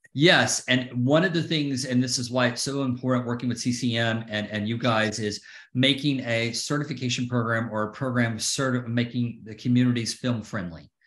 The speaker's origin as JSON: {"language": "English", "town": "Atlanta", "region": "Georgia", "country": "United States", "moved": "yes", "lives_now": "Connecticut, United States", "said": "I'm from Atlanta"}